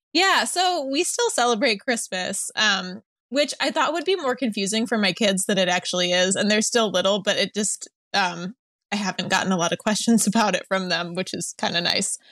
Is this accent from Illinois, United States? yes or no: yes; outside of Chicago, Illinois, United States; moved away as an adult; now in Los Angeles, United States; I grew up outside of Chicago